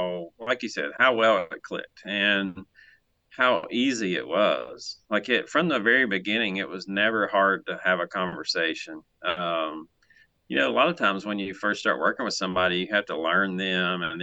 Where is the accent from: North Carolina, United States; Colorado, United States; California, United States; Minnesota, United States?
North Carolina, United States; Mooresville; I'm still the guy that was born and raised in Mooresville